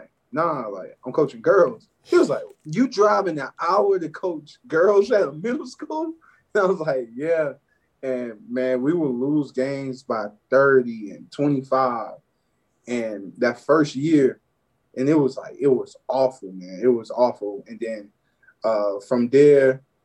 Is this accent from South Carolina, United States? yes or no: yes; Barnwell, South Carolina, United States; moved away as an adult; also born or lived in Beaufort, South Carolina; I'm from Barnville, South Carolina.